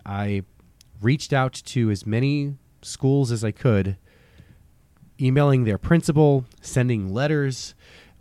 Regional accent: Westchester County, New York, United States; moved away; when I was in middle school growing up in Westchester County in New York

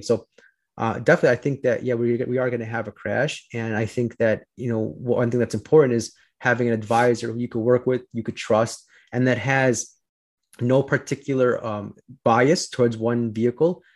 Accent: Chicago, Illinois, United States; I'm from Chicago

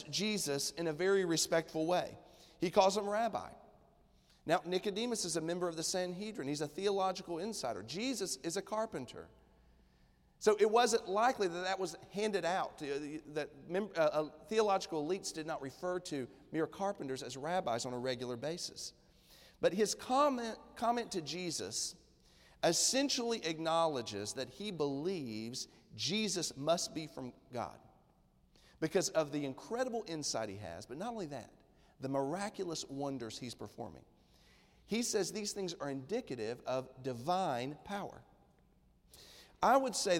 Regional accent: East Tennessee, United States; moved away; I'm from East Tennessee originally. My roots go really deep in Appalachia

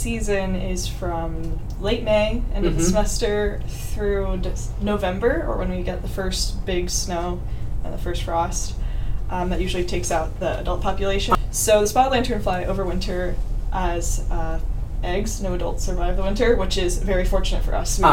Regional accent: Denver, Colorado, United States; moved away as an adult; also born or lived in Ohio; I'm originally from Denver, Colorado

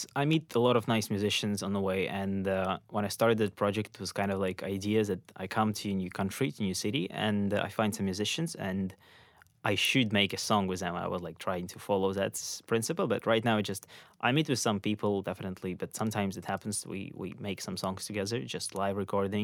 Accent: Ukraine; moved away as an adult; I'm from Ukraine. And I spent there most of my life

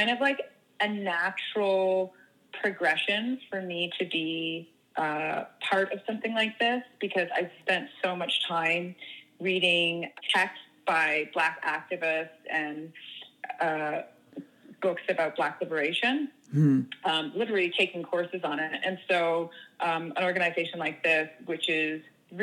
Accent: Toronto, Ontario, Canada; moved away as an adult; also born or lived in Los Angeles; now in United Kingdom; I'm originally from Toronto, but I seem to be based kind of all over.

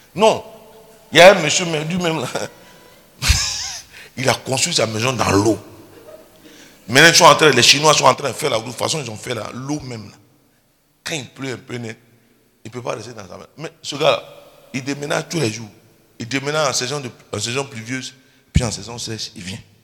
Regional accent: Côte d’Ivoire

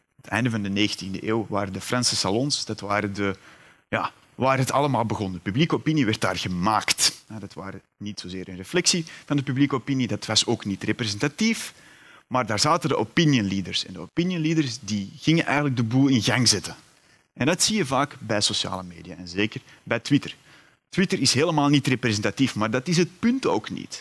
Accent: Antwerp, Flanders, Belgium; U hoort het, ik ben afkomstig uit Vlaanderen, uit Antwerpen meer bepaald.

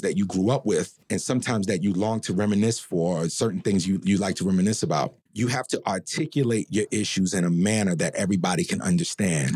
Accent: New York City, New York, United States; growing up in the building and growing up in Harlem and in that community

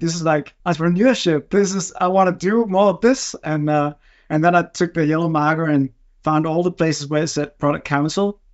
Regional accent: Denmark; also born or lived in Berkeley, California; I'm from Denmark.

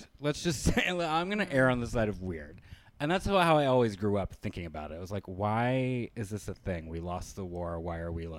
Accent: Richmond, Virginia, United States; I grew up outside of Richmond, Virginia, which was the last remaining capital of the Confederacy, or no, the capital of the Confederacy.

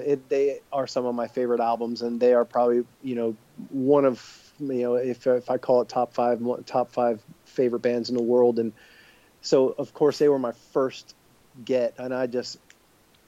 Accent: Tampa, Florida, United States; it being right here in Tampa and us being literally teenagers riding bicycles

